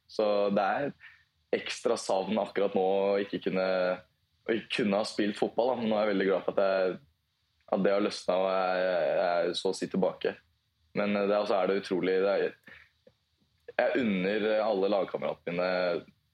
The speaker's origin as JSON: {"language": "Norwegian", "town": "Lillestrøm", "region": "Akershus", "country": "Norway", "tie": "born or raised there", "said": "Lillestrøm er delt opp i to, to bydeler, Volla og Vigernes, og det er eh, født og oppvokst på Volla."}